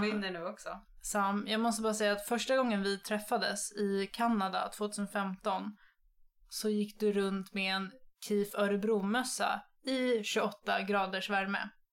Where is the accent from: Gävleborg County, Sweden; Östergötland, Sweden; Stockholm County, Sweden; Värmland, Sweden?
Stockholm County, Sweden; Nynäshamn; Jag är från eh, Nynäshamn söder om Stockholm